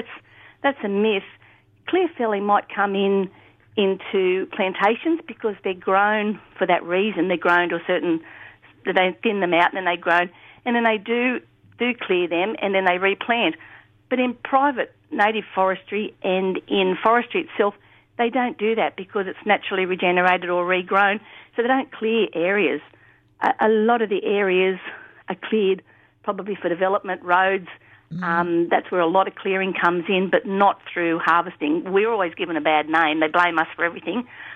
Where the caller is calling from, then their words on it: Grafton, New South Wales, Australia; I'm ringing from Grafton.